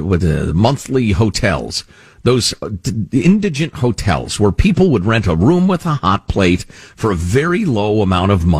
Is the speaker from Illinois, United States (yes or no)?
yes; Chicago, Illinois, United States; I grew up in Chicagoland, right outside the city